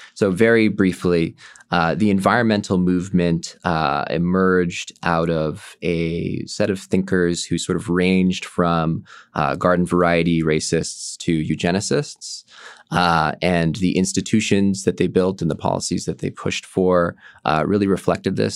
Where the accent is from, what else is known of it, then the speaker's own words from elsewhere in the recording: Bay Area, California, United States; I come from the Bay Area